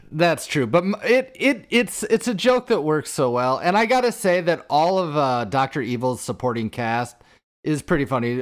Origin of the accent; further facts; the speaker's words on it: Iowa, United States; moved away; We're from Iowa originally